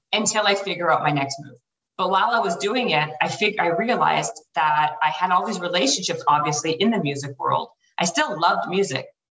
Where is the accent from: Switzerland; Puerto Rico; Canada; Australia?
Canada; moved away as an adult; now in Los Angeles, United States; I'm Canadian, so I was here in LA on a worker's visa